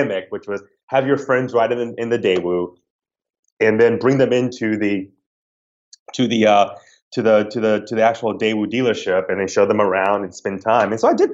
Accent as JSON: {"language": "English", "region": "the South", "country": "United States", "tie": "born or raised there", "accent": "Southern twang", "moved": "yes", "said": "I grew up in the South. I'm a Southern boy by heart, you know, and what, if I'm back home more than, you know, 12 hours, my Southern twang starts to come out."}